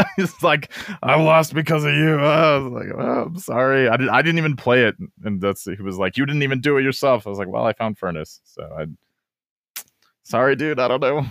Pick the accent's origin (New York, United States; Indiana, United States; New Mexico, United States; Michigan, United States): New Mexico, United States; Albuquerque; I'm from Albuquerque, New Mexico